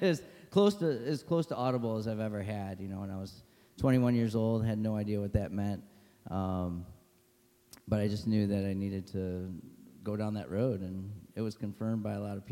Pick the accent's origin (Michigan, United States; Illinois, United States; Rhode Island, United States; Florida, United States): Michigan, United States; Holly; I grew up in Holly, not Holland